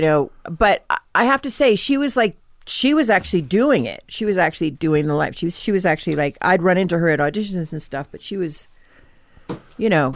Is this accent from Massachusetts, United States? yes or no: yes; Norwell, Massachusetts, United States; Norwell, Massachusetts